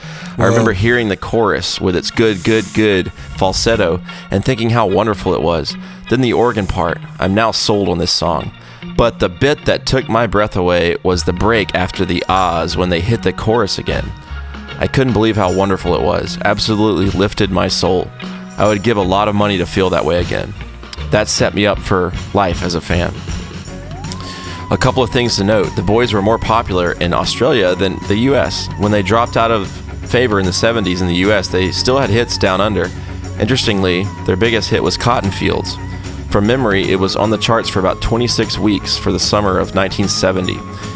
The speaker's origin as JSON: {"language": "English", "region": "England", "country": "United Kingdom", "moved": "yes", "said": "Then in December, I flew back to my home country of England to visit my dad"}